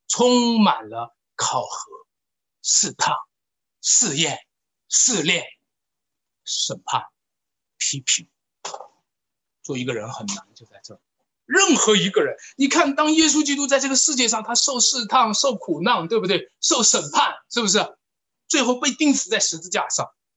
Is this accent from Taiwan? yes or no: no; China; 我们中国人讲的词儿叫做出生入死